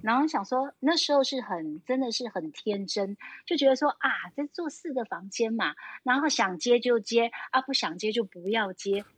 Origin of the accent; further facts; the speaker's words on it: Taipei, Taiwan; moved away as an adult; now in Taitung, Taiwan; 我们是，就是土生，土长的台北人